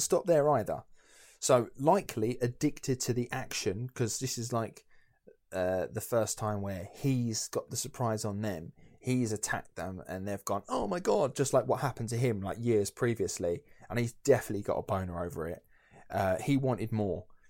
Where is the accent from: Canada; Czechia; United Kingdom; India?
United Kingdom; Essex, East of England; I'm from Essex